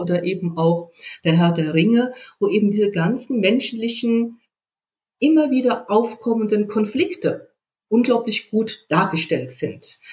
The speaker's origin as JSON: {"language": "German", "region": "West Germany", "country": "Germany", "said": "jetzt komme ich ja aus dem Westen"}